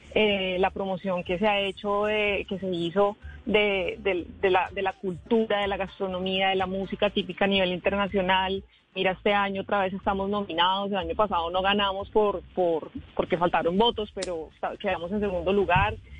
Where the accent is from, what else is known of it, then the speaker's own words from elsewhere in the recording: San Andrés, San Andrés, Providencia and Santa Catalina, Colombia; nosotros los que somos de San Andrés, los raizales